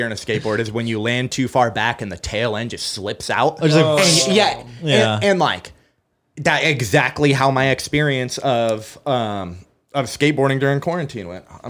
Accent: Santa Rosa, California, United States; I'm from here, man. Yeah, I'm from Santa Rosa. Yeah, so I grew up, I met like the main core of my homies just over off West College. I lived in the Cedarwood Apartments

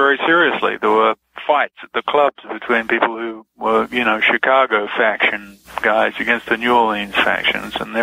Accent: Melbourne, Victoria, Australia; I grew up in Melbourne, in Australia.

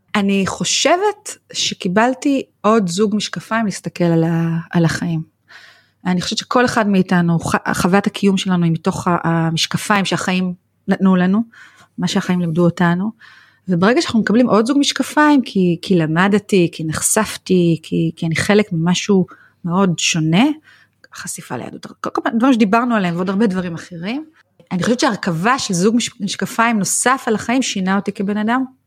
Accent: Israel; moved away; אני באה מקיבוץ היפר חילוני

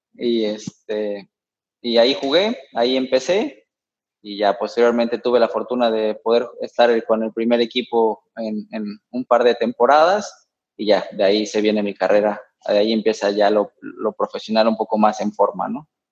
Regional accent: Mexico City, Mexico; yo, soy de la Ciudad de México, ¿no? Ahí nací

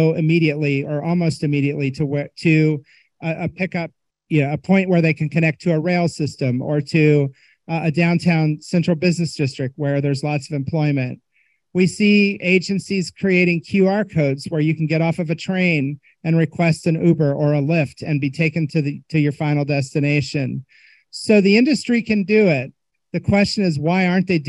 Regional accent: Indiana, United States; I'm from Indiana

